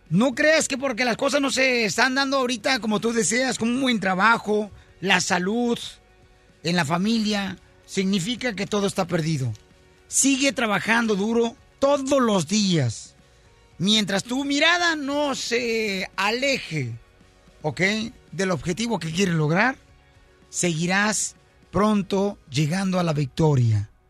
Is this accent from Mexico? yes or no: yes; Guadalajara, Jalisco, Mexico; now in United States; yo también estuve a punto de regresarme a Guadalajara, Jalisco. Cuando me vine de mi tierra